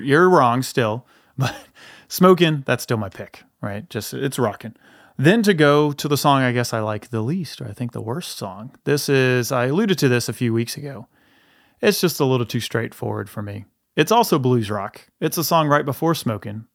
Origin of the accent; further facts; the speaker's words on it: the South, United States; we are from the South